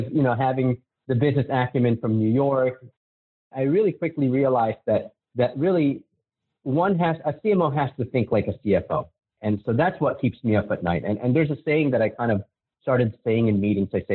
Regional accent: Manila, Metro Manila, Philippines; now in United States; I was born and raised in Manila in the Philippines. And I came to America, obviously, with my parents.

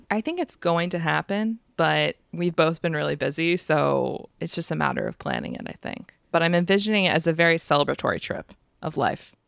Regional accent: United States; I am American

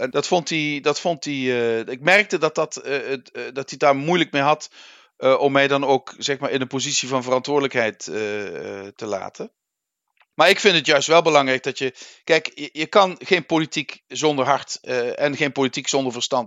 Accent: Netherlands; moved away; also born or lived in Limburg; Wij Nederlanders

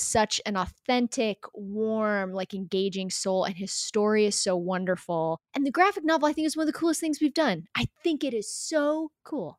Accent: Denver, Colorado, United States; moved away; I grew up in Denver, Colorado

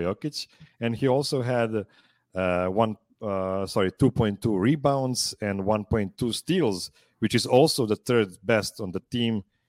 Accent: Pančevo, Vojvodina, Serbia; I'm calling from Pančevo, Serbia.

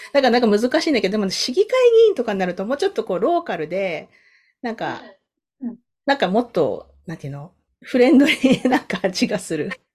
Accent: Sasebo, Nagasaki, Japan; now in Canada; 私長崎県の佐世保出身なんですけど

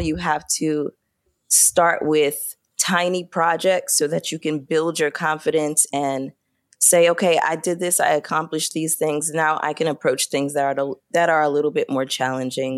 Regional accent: Brooklyn, New York, United States; I am from Brooklyn, New York, born and raised

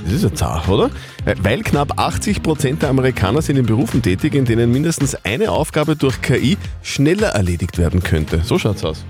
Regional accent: Upper Austria, Austria; bei uns in Oberösterreich

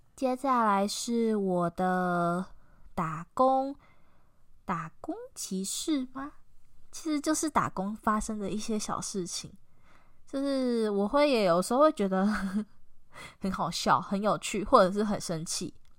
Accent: Taiwan; accent: Taiwanese Mandarin (台灣國語); 算台湾国语吗？的那种感觉很严重

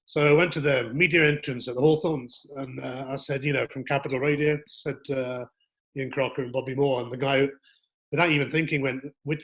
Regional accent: Weymouth, South West England, United Kingdom; Well, I was brought up in Weymouth in Dorset, seaside resort where a lot of people go on holiday

